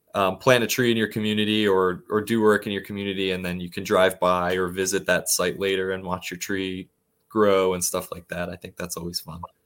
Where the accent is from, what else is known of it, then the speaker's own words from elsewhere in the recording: Plymouth Meeting, Pennsylvania, United States; where I grew up in the Plymouth Meeting area